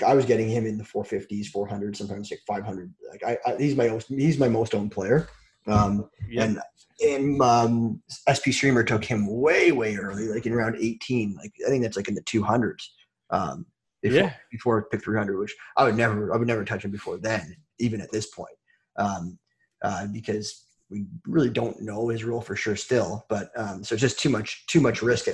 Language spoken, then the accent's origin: English; Ontario, Canada; I'm from Canada